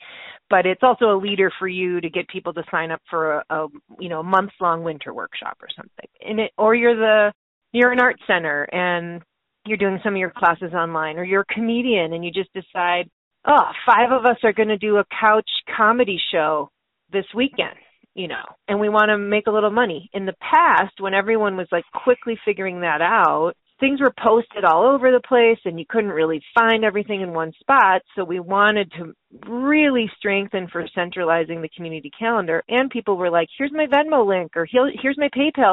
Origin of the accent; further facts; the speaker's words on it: Wisconsin, United States; moved away; I'm from Wisconsin originally, too. And I am a proud cheesehead.